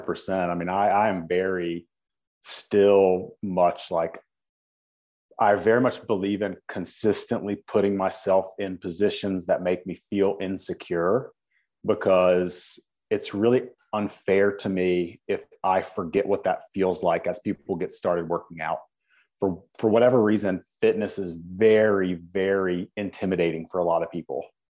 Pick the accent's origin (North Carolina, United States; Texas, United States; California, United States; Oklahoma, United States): North Carolina, United States; Winston-Salem; being that I'm from Winston-Salem, being that, you know, we, I played high school sports here